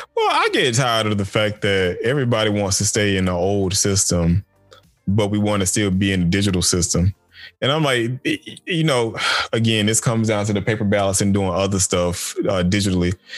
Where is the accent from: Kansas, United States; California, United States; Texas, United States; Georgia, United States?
Georgia, United States; Macon; now in Loganville, United States; growing up in Macon